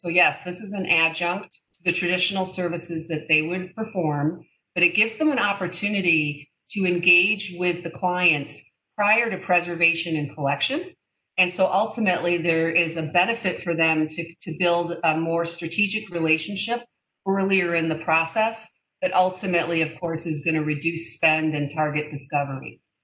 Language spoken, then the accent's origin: English; Detroit, Michigan, United States; moved away; I am from Detroit originally